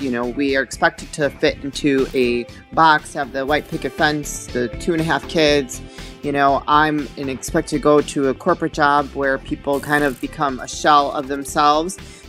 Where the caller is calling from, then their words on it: Chicago, Illinois, United States; I'm joining you from Chicago, Illinois.